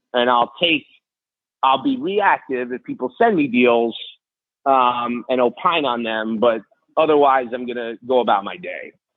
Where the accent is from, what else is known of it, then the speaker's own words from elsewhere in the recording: New York City, New York, United States; I grew up in New York City